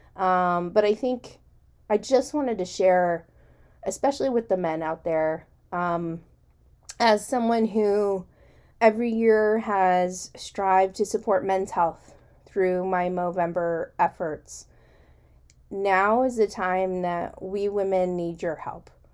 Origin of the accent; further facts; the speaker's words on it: United States; as an American